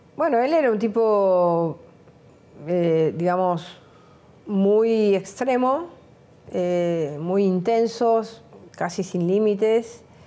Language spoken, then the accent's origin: Spanish; Buenos Aires, Argentina; yo venía de un, de un, mundo donde para mí la ciudad de Buenos Aires se terminaba en la calle Córdoba. Yo vivía en Mansilla y Porredón